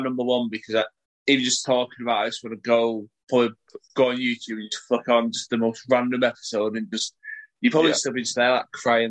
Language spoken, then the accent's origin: English; Salford, North West England, United Kingdom; I'm from Salford. I was going to support Salford.